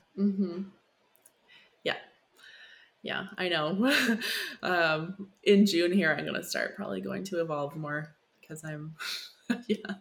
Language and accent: English; Saskatchewan, Canada; I'm from Saskatchewan